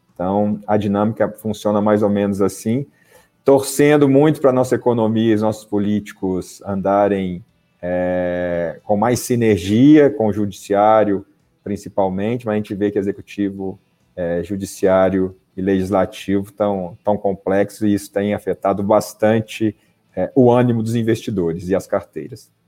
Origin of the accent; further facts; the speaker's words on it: Belo Horizonte, Minas Gerais, Brazil; moved away as an adult; also born or lived in São Paulo; Sou de Belo Horizonte, é, fiz a minha categoria de base no América Mineiro